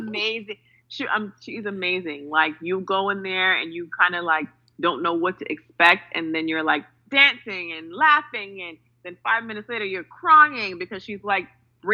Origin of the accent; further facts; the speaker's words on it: New York City, New York, United States; I'm from New York City